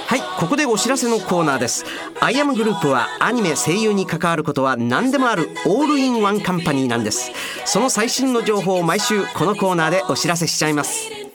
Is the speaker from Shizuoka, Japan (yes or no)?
no; Osaka, Japan; accent: Osaka-ben; 僕の大阪弁